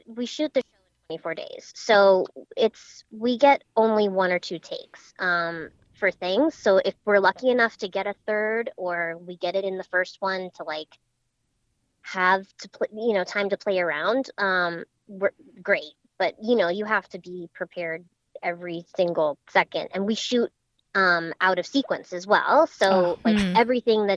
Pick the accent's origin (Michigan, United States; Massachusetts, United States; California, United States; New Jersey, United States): Massachusetts, United States; Wellesley; also born or lived in Boston, Massachusetts; I had a large Victorian like house in Wellesley, Massachusetts mm-hmm. growing up